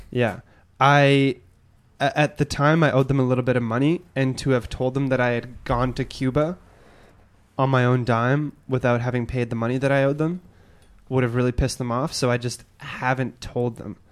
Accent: Edmonton, Alberta, Canada; moved away; I'm from Edmonton

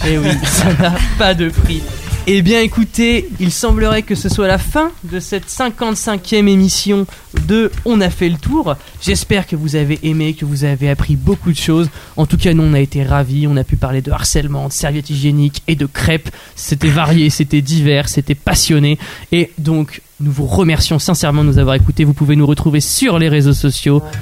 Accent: Normandy, France; je suis normand

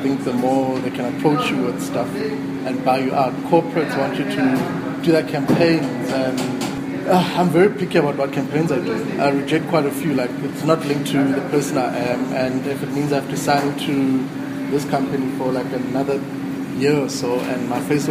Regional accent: Soweto, Gauteng, South Africa; I'm from Soweto

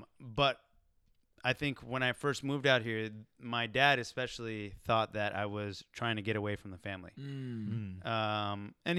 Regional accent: Texas, United States; moved away as an adult; now in Los Angeles, United States; I was born in Texas, but I'm Pakistani. I was born in the U.S.

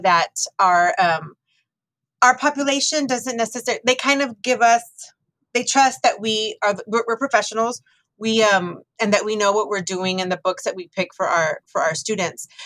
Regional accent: Texas, United States; my childhood was was beautiful living in Texas.

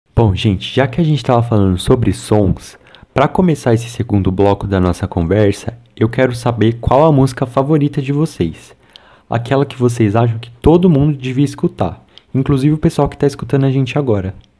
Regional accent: São Paulo, Brazil; eu sou de São Paulo.

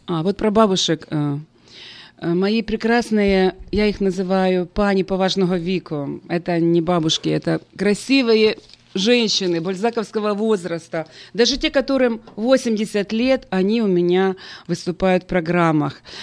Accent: Ukraine; moved away as an adult; also born or lived in United States; моего родного города, моей страны Украины и теперь Америки

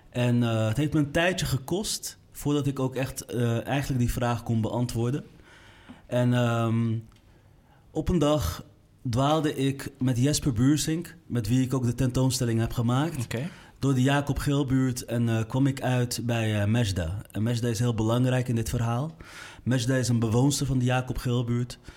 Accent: Amsterdam, North Holland, Netherlands; ik kom uit de Kolenkitbuurt.

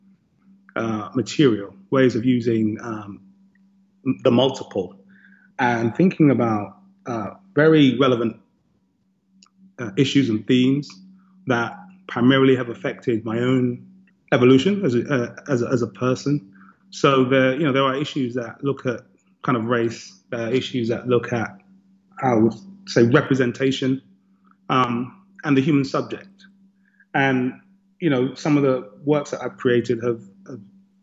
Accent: London, United Kingdom; moved away as an adult; now in Madison, United States; I was born and raised in London

